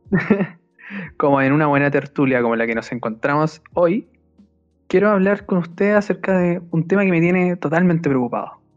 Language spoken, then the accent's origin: Spanish; Chile; Soy un mal chileno